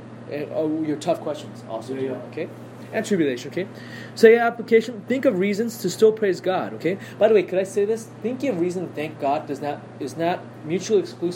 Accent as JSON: {"language": "English", "country": "United States", "said": "I am so spoiled as an American."}